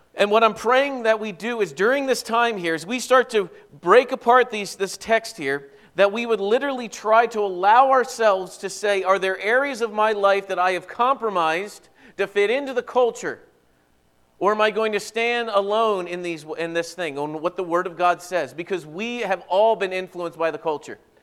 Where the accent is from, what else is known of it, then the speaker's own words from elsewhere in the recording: eastern Pennsylvania, United States; moved away as an adult; also born or lived in Central Wisconsin; now in Wisconsin, United States; I will have lived longer in Wisconsin than I lived in eastern Pennsylvania.